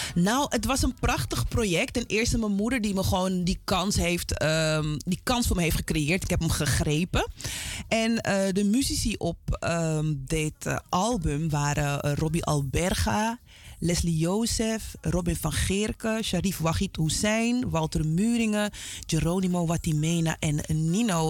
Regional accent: Amsterdam, North Holland, Netherlands; mijn hele zijn is Zuidoost

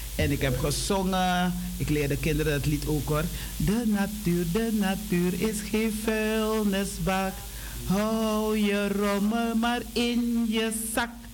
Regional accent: Suriname; wij als Surinamers

